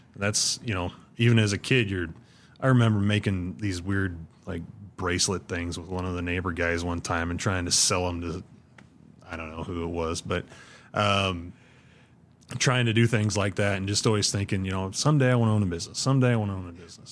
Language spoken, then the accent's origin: English; Ashland, Nebraska, United States; I grew up on the, the northwest corner of Ashland, just, uh, just outside of town